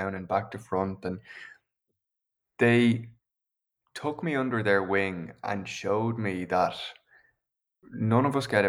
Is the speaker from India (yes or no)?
no; County Meath, Leinster, Ireland; I'm from County Meath. I grew up in the countryside, about a kilometre outside of town on either side of us.